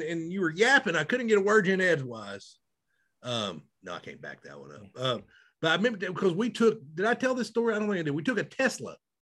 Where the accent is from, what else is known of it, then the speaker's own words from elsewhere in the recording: Arkansas, United States; me and you both, we grew up in Arkansas